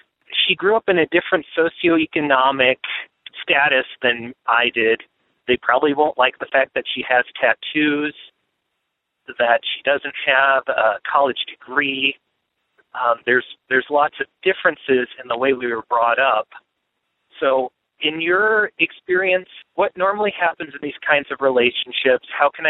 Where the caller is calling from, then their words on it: Northern Indiana, United States; I am calling from Northern Indiana. I am a 26-year-old heterosexual male.